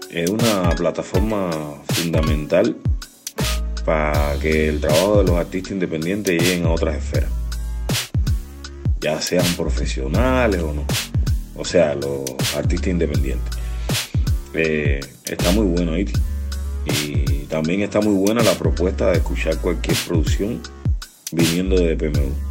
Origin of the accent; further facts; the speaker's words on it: Cuba; born there; ¿por qué siempre tiene que ser en La Habana todo si yo no nací en La Habana?